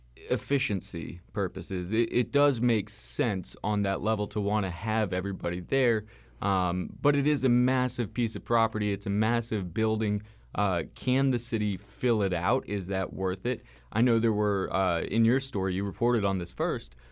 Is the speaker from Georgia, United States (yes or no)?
yes; Atlanta, Georgia, United States; moved away; I've lived in Atlanta. I'm from Atlanta